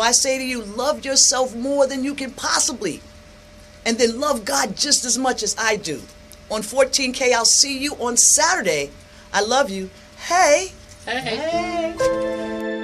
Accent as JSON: {"language": "English", "region": "New York", "country": "United States", "tie": "born or raised there", "said": "I come from New York. Now, I wasn't, where I grew up, it wasn't poverty."}